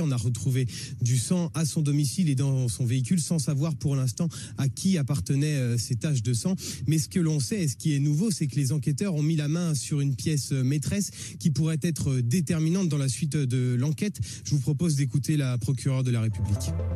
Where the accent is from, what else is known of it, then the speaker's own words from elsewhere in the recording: Burgundy, Bourgogne-Franche-Comté, France; moved away; je viens de Bourgogne, euh, et voilà, un petit village comme ça aussi.